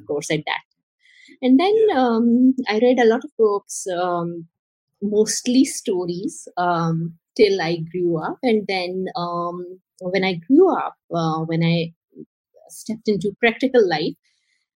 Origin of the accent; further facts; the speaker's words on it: Karachi, Sindh, Pakistan; I was born and raised in Karachi, which is a very happening city in Pakistan.